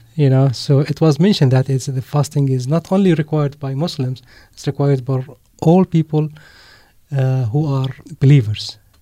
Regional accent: Mafraq, Mafraq Governorate, Jordan; moved away as an adult; now in Amman, Jordan; My family is from a city called Mafraq

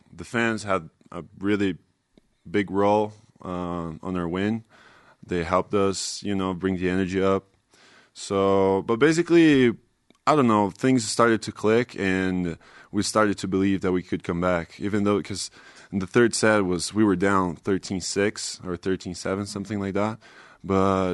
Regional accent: Brazil; first language Portuguese; English is a second language; now in Provo, United States; I'm from Brazil.

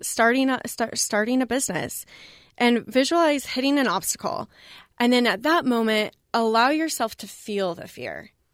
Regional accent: Colorado, United States; moved away; also born or lived in Boston; I grew up in Colorado.

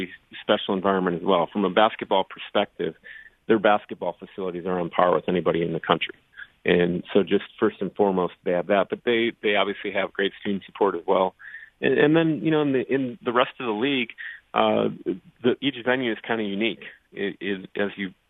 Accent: Wisconsin, United States; moved away; I'm originally from the state of Wisconsin. So from a professional sports standpoint, grew up as a huge, obviously, Brewers, Bucks, Packers

